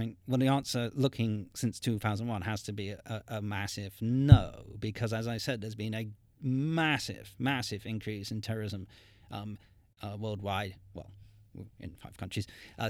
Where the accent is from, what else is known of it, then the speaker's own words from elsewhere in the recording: Montreal, Quebec, Canada; born there; I was born in Montreal. My parents lived in Montreal at the time.